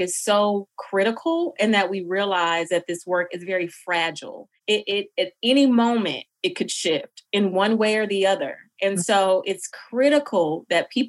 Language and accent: English; Jackson, Mississippi, United States; moved away as an adult; also born or lived in Boston; now in Atlanta, United States; I myself am from Mississippi, Jackson in particular, which is a Black city